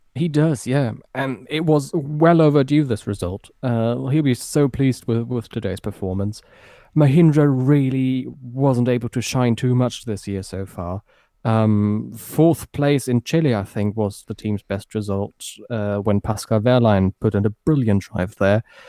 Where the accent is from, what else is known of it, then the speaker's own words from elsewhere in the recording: Berlin, Germany; moved away as an adult; also born or lived in Frankfurt area, Germany; now in near Frankfurt, Germany; I grew up near Tempelhof. I went to, to school in the very same district